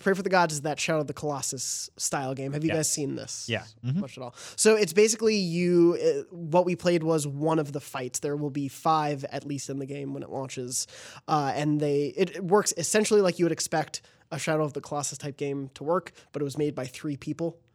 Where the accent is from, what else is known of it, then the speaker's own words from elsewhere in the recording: New York City, New York, United States; moved away; we're both from New York and yeah. lived there for a while